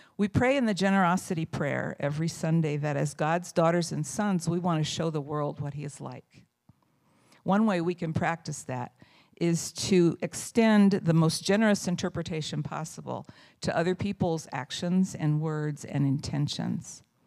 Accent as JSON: {"language": "English", "region": "Indiana", "country": "United States", "tie": "born or raised there", "moved": "as an adult", "said": "I moved here from Indiana, from the county where I was born and raised"}